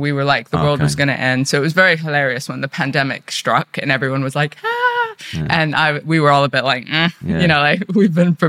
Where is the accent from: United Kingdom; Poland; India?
India; also born or lived in Russia; We grew up in communes. We grew up in India and Russia.